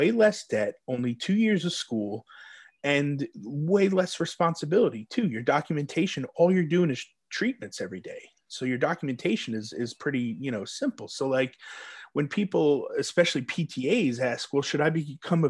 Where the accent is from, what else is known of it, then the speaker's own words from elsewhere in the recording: New York, United States; now in Texas, United States; I'm from New York originally